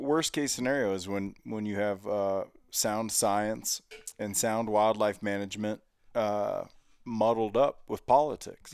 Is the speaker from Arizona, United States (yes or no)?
no; Cincinnati, Ohio, United States; now in Montana, United States; I grew up in Cincinnati.